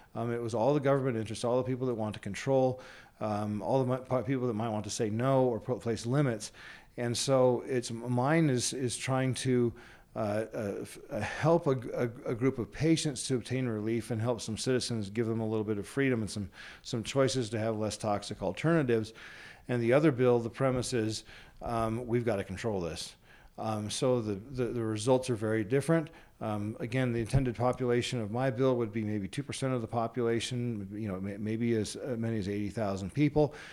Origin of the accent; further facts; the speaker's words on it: Colorado, United States; also born or lived in Washington, D.C.; now in Utah, United States; I was raised most of my life in, the, in Colorado